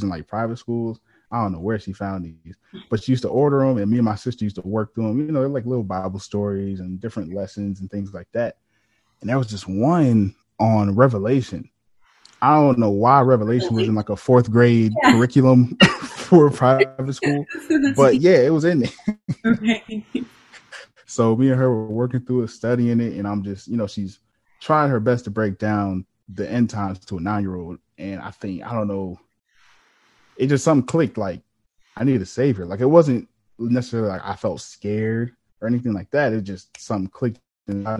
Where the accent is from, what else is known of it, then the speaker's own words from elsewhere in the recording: Virginia Beach, Virginia, United States; also born or lived in Maryland; I was actually raised in Virginia Beach, Virginia